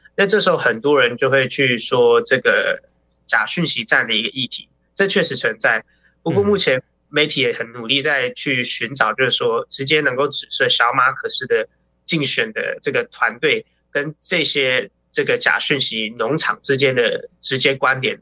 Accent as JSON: {"language": "Chinese", "region": "New Taipei", "country": "Taiwan", "said": "我新北人，新北人"}